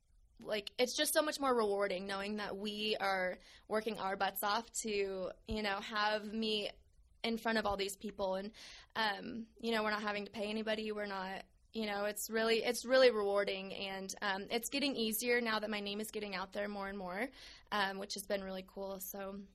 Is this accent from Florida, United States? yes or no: no; South Dakota, United States; now in Tucson, United States; I'm originally from South Dakota, and growing up, my mom was a stay-at-home mom